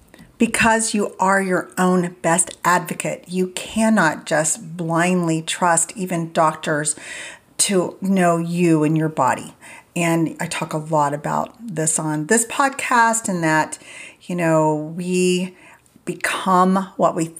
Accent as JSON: {"language": "English", "region": "Indiana", "country": "United States", "tie": "born or raised there", "said": "I grew up in Indiana and we always had a garden and never went out to eat"}